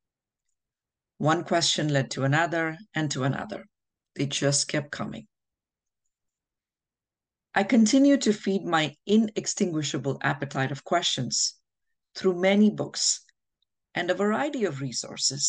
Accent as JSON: {"language": "English", "country": "India", "moved": "as an adult", "lives_now": "New Jersey, United States", "said": "I'm a mother, a wife, an author, and an immigrant from India. I came to the United States 20 years ago"}